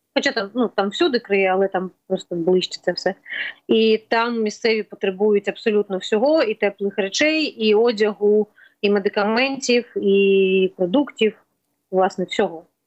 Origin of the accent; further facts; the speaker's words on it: Kyiv, Ukraine; ми кияни, ми впряглися з 24-го